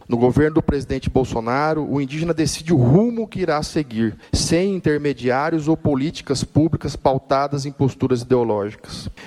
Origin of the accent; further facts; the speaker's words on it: Amazonas, Brazil; E lá no meu estado, lá no Amazonas, que tem três depósitos de fertilizantes lá em Altazes, no Ariri, em Fazendia.